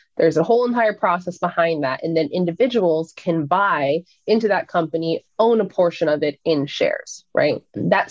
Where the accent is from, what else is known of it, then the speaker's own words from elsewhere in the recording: Seattle, Washington, United States; moved away as an adult; also born or lived in Florida; So I moved from Seattle, which is where I was born and raised, to a school called Embry-Riddle Aeronautical University in Florida